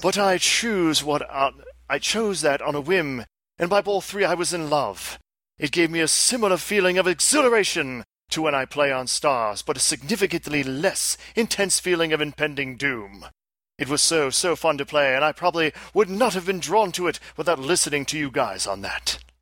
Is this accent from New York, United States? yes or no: yes; Albany, New York, United States; accent: thick Albany; I was born in Albany. I have a very thick Albany accent